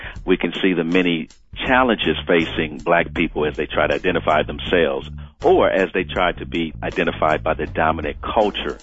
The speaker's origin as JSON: {"language": "English", "town": "Milwaukee", "region": "Wisconsin", "country": "United States", "tie": "born or raised there", "said": "I grew up in Milwaukee, Wisconsin, in the urban center, as you would say, the inner city"}